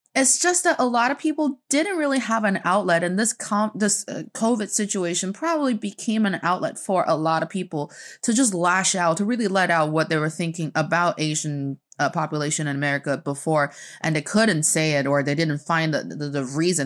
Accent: Northeast China, China; I grew up in China

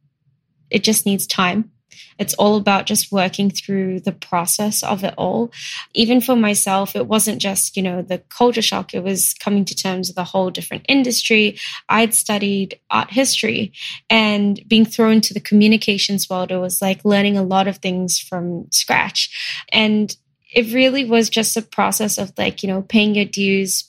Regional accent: Melbourne, Victoria, Australia; moved away as an adult; now in Singapore; I actually moved to Australia, where I grew up in primary school, high school, uni in Melbourne

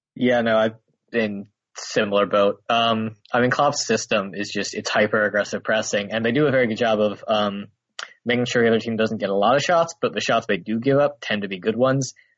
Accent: United States; I'm American and an Arsenal fan

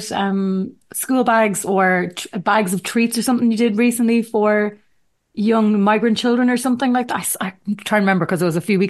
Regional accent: New Jersey, United States; Like, I'm born and bred in New Jersey, but don't ask me to come on your podcast unless you're from Ireland.

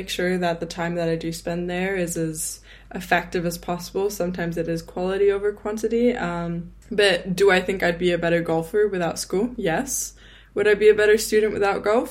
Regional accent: England, United Kingdom; I grew up in England

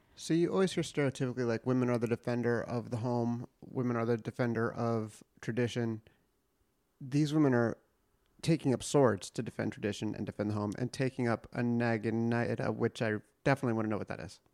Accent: United States; I'm American.

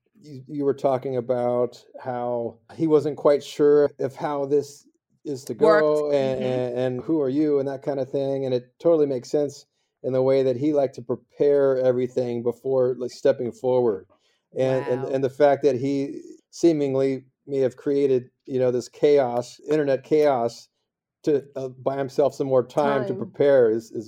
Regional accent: Seal Beach, California, United States; I'm also from Seal Beach.

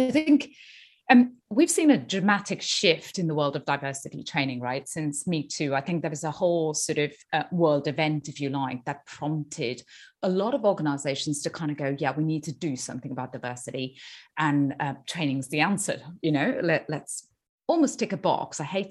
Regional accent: India; moved away; So I'm from India originally. I've lived outside in 5 or 6 countries around the world.

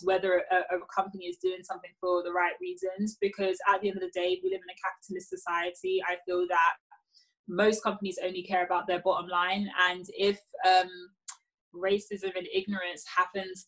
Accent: United Kingdom; I'm British

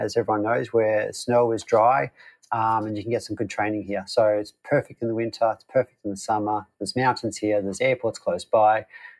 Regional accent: Queensland, Australia; Yes, so you're right. I was born in Queensland. It is very hot there in the summer.

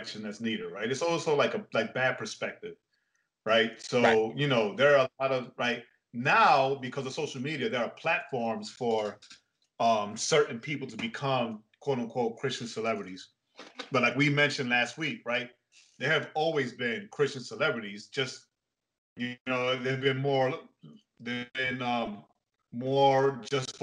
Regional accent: New York, United States; first language English; I was born and raised in the States, New York specifically, while my parents are Puerto Rican. So for me, like yourself, English is my first language.

